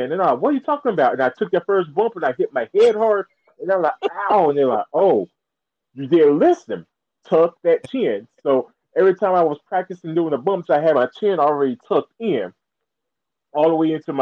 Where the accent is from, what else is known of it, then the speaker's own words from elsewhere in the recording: South Carolina, United States; I was born and raised in South Carolina.